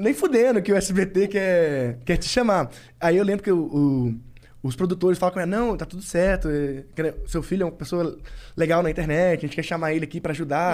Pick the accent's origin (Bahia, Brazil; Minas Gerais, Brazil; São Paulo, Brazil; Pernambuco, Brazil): Minas Gerais, Brazil; Governador Valadares; moved away; Eu morava em Minas ainda. Sou de Governador Valadares, que é a do interior de Minas